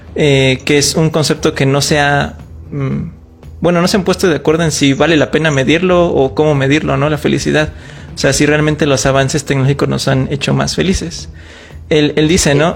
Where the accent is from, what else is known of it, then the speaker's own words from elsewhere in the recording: Mexico; nada más los mexicanos lo tengamos